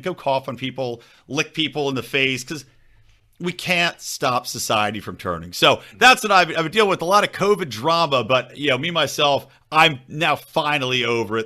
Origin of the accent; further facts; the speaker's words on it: Philadelphia, Pennsylvania, United States; I'm from Philly side.